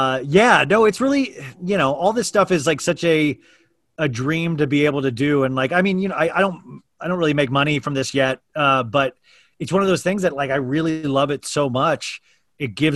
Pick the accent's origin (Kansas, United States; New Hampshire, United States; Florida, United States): Kansas, United States; I grew up in Kansas, which is like a small town in Kansas.